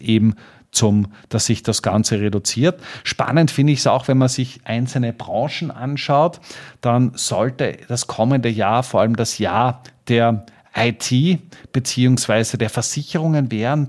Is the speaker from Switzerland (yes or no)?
no; Austria; als Österreicher